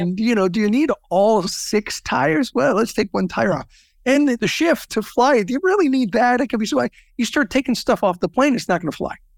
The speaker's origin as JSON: {"language": "English", "region": "Southern California", "country": "United States", "tie": "born or raised there", "said": "I grew up in Southern California"}